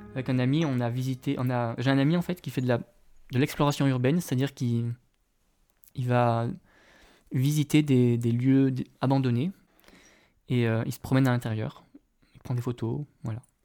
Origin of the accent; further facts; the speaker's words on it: Drôme, Auvergne-Rhône-Alpes, France; now in Alaska, United States; je viens de France, de la région de Rhône-Alpes, euh, dans la Drôme